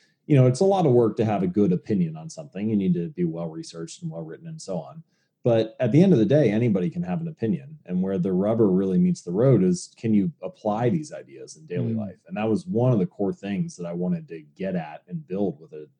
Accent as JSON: {"language": "English", "town": "Cincinnati", "region": "Ohio", "country": "United States", "tie": "born or raised there", "said": "I was born and raised in Cincinnati"}